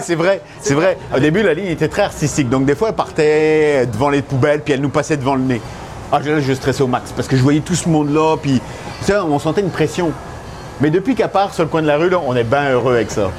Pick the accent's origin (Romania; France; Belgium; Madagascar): France; moved away as an adult; now in Montreal, Canada; je suis français, j'ai été, élevé à la française